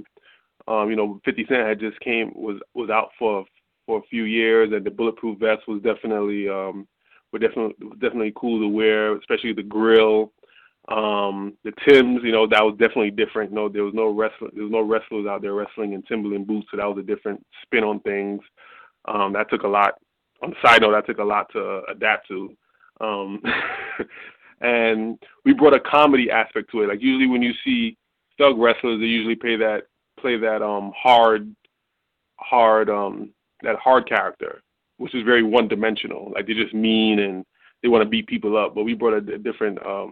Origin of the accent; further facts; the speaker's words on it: New York City, New York, United States; moved away as an adult; also born or lived in Louisville, Kentucky; Shad and I are both from Brooklyn, New York